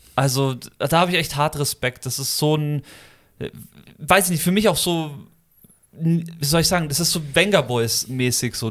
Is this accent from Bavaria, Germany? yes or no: yes; Munich, Bavaria, Germany; moved away; meine Kindheit und meine Münchner Zeit, wo ich als Kind in München noch gewohnt habe